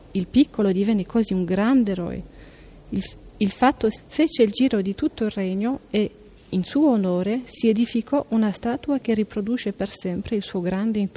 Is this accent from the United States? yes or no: no; Wallonia, Belgium; first language French; Italian is a second language; vengo dal Belgio, eh, una, una parte del Belgio che è la Valonia, dove la lingua è il francese.